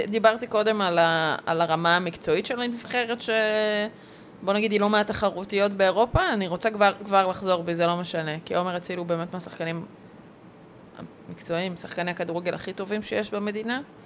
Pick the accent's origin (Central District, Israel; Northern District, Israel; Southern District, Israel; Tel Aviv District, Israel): Central District, Israel; Netanya; אני גדלתי בנתניה